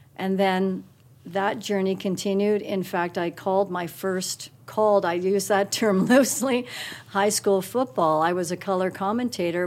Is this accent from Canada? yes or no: yes; Guelph, Ontario, Canada; also born or lived in Toronto, Ontario; now in Calgary, Canada; I was born in Toronto, Ontario, and we lived there till I was seven, and then moved to Guelph, Ontario. And I would start with Guelph because that really was my formative years